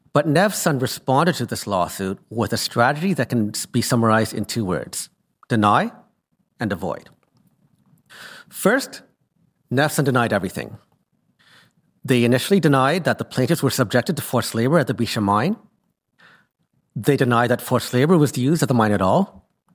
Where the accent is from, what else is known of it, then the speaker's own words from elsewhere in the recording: Canada; I returned home to Canada